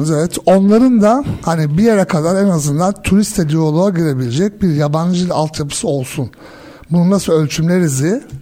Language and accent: Turkish; Germany; also born or lived in Switzerland; ki ben Almanya'da doğdum, büyüdüm, İsviçre'de yaşadım, birçok farklı ülkede gittim.